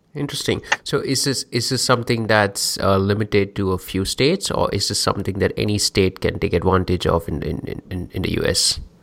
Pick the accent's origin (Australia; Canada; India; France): India; I'm from India